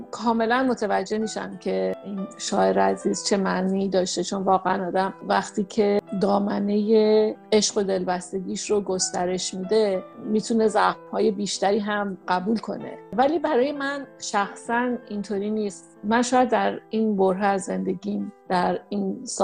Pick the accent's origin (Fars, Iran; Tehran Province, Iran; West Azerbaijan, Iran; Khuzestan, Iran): Tehran Province, Iran; Tehran; moved away; واسه من که تهرانی هستم